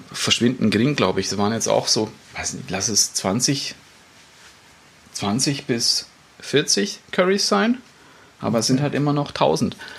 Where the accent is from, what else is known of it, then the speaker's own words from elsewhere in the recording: Germany; bei uns in Deutschland